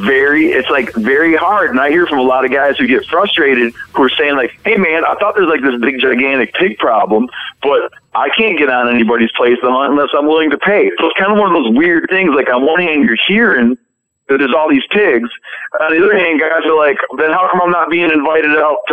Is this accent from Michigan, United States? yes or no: yes; Michigan, United States; when I was a kid, I grew up in Michigan